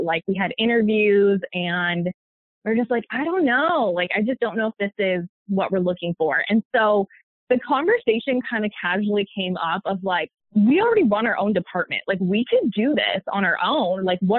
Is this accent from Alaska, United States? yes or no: no; Washington, United States; moved away as an adult; also born or lived in New York; But I am originally from Washington State, where I live now, and I was living in New York.